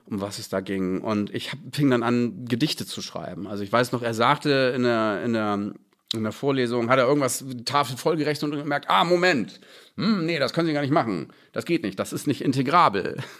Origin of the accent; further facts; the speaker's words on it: Bad Schwartau, Schleswig-Holstein, Germany; also born or lived in Hamburg; now in Berlin, Germany; ich bin gebürtiger Hamburger ja. und habe den Großteil meiner Kindheit und Jugend in Bad Schwartau verbracht, in Schleswig-Holstein